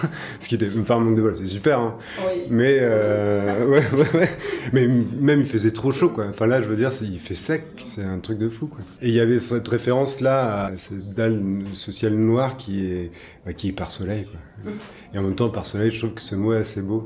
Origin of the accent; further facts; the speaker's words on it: Brittany, France; moved away as an adult; also born or lived in New Zealand / Charleroi; je viens de Bretagne, donc euh, j'ai fait mes études en Bretagne